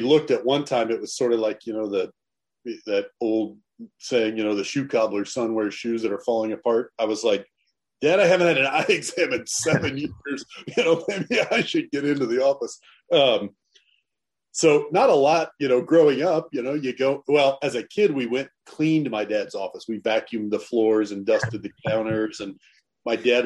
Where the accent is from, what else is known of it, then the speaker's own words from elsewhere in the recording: Northwest Missouri, United States; We grew up in Northwest Missouri, a town of about 10,000 people.